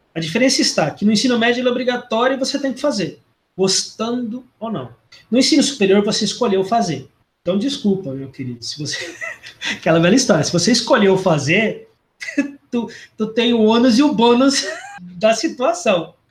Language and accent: Portuguese; Londrina, Paraná, Brazil; eu sou natural do sul, sou de Londrina, eu sou natural de Londrina, no Paraná